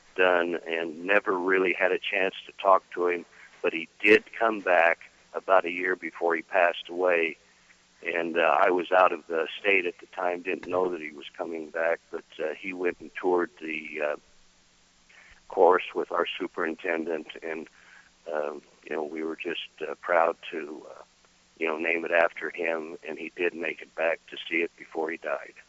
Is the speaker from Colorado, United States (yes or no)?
yes; Windsor, Colorado, United States; I was originally from a town just to the north of here called Windsor, Colorado